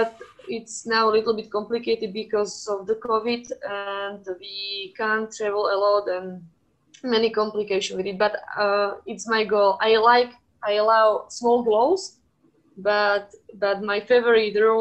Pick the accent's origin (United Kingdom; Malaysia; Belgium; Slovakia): Slovakia; I'm from Slovakia